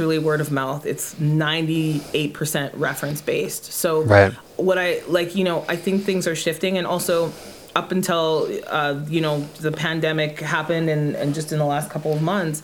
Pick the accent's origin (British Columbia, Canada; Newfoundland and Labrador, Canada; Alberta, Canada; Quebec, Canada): Alberta, Canada; Irma; also born or lived in Edmonton; My hometown is Irma, Alberta